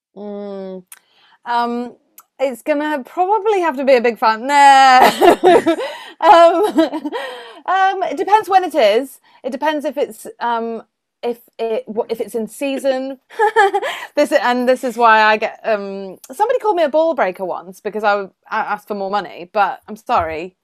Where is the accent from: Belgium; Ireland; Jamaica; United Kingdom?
United Kingdom; Welsh, Wales; I'm Welsh